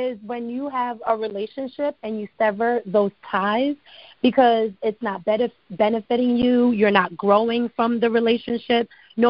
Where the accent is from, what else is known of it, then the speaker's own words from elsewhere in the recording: New Jersey, United States; also born or lived in Ghana; now in Atlanta, United States; What's so interesting about me? I'm from Jersey. I currently live in Atlanta, straight from Ghana.